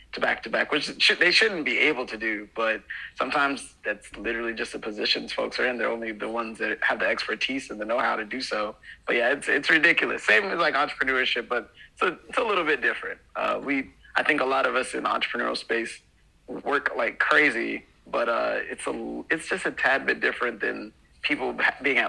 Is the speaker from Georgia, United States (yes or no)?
yes; Atlanta, Georgia, United States; also born or lived in Conyers, Georgia / DeKalb County, Georgia; born and raised in Atlanta. Well, everyone says Atlanta when you're talking about the world, but initially Conyers and then DeKalb